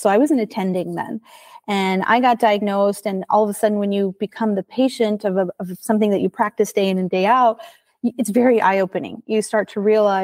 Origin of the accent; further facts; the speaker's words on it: Houston, Texas, United States; also born or lived in Chicago; my hometown of Houston